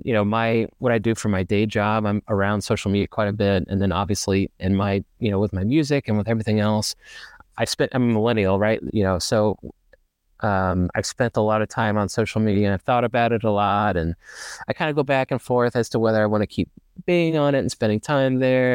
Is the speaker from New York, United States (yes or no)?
no; Ferndale, Arkansas, United States; moved away as an adult; now in Dallas, United States; I was born and raised like just outside of Little Rock, which is the capital city of Arkansas. For those who are not familiar, um, I grew up in Ferndale, actually